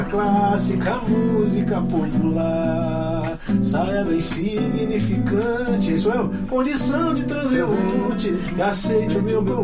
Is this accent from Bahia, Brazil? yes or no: no; Taquarana, Alagoas, Brazil; now in São Paulo, Brazil